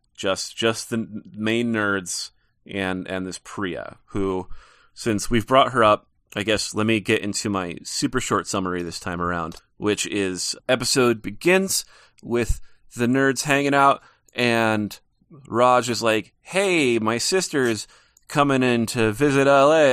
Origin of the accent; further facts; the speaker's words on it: Montana, United States; I'm living in Montana and I am from Montana